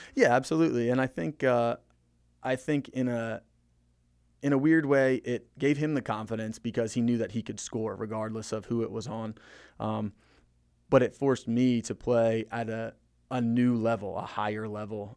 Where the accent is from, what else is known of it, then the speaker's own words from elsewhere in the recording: Maryland, United States; also born or lived in Florida / Frederick, Maryland; we moved from Florida to Maryland, uh, over Christmas break when I was in third grade